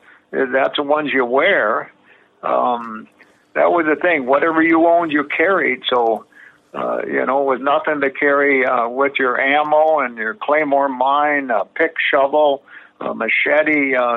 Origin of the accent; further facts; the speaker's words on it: Midwest, United States; And I guess I felt we had an advantage because we grew up in the Midwest.